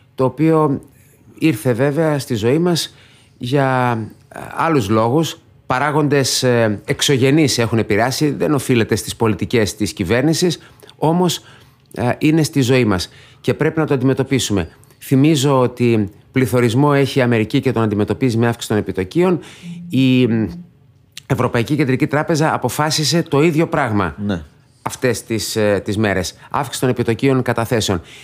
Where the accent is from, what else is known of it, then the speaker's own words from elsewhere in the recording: Thessaloniki, Central Macedonia, Greece; moved away as an adult; also born or lived in Belgium; Γεννήθηκα στη Θεσσαλονίκη, μεγάλωσα στο κέντρο